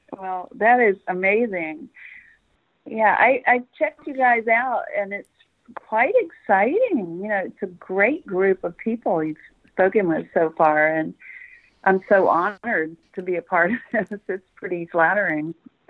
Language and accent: English; Memphis, Tennessee, United States; also born or lived in Tucson, Arizona; now in Salisbury, Indiana, United States; I was born in Memphis.